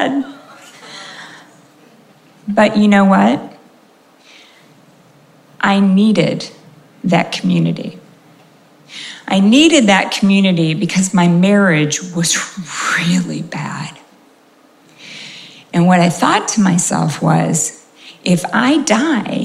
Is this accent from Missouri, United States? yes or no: no; California, United States; also born or lived in New York; I grew up in California, and we really cared about community